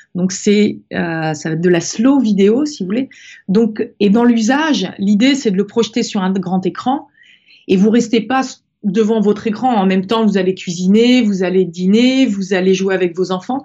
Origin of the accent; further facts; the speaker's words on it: Brittany, France; je suis née en Bretagne, au bord de la mer, dans une famille où on adorait la mer